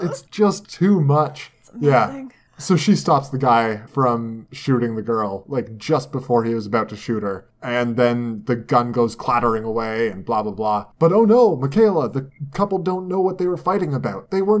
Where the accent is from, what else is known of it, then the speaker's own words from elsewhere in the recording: Canada; As a Canadian, right?